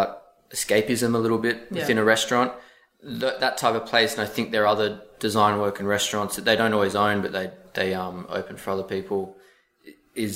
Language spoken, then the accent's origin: English; Sydney, New South Wales, Australia; moved away as an adult; now in New York, United States; I grew up in Sydney